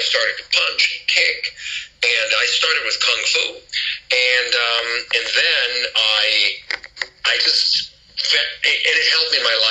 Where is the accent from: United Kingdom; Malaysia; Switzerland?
Switzerland; moved away; I'm actually born and raised in Switzerland